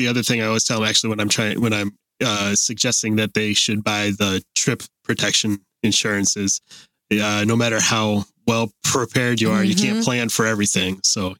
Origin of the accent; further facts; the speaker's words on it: Ohio, United States; moved away; if I go home to, or not home, if I go visit in Ohio where I grew up